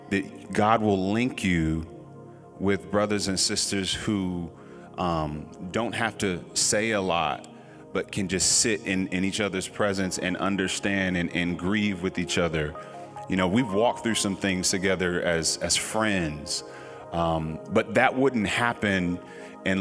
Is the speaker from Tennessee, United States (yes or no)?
no; Norfolk, Virginia, United States; I come from Norfolk, Virginia, the home of the hitmakers